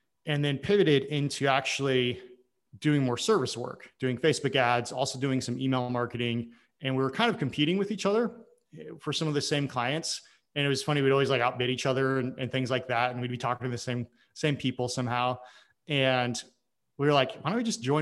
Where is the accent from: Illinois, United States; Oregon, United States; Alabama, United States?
Oregon, United States; I'm from Oregon originally